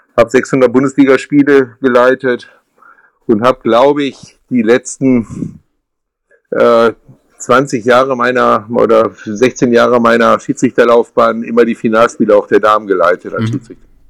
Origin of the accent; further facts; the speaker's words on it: Mülheim an der Ruhr, North Rhine-Westphalia, Germany; Groß geworden bin ich in Mühlheim an der Ruhr, das ist im ähm, Ruhrgebiet